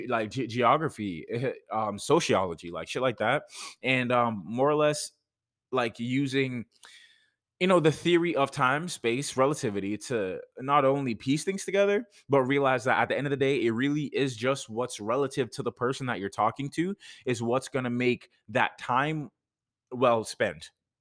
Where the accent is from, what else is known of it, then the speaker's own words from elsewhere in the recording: Jamaica; like I'm from Jamaica, right? No, it's the fact that throughout my time here, like even when I was living in Jamaica, like I legit had people